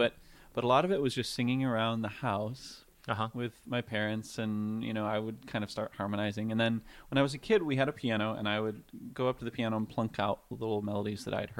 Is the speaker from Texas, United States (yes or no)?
no; Rockford, Illinois, United States; Yeah, so I was born and raised in northern Illinois, in Rockford, Illinois.